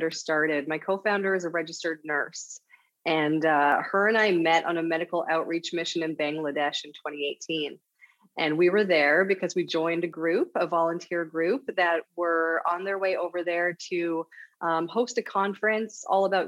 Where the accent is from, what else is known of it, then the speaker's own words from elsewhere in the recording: St. John's, Newfoundland and Labrador, Canada; moved away as an adult; also born or lived in Vancouver / Calgary / Montreal / Ottawa; now in Halifax, Canada; I grew up in Newfoundland, Canada, St. John's, Newfoundland, Canada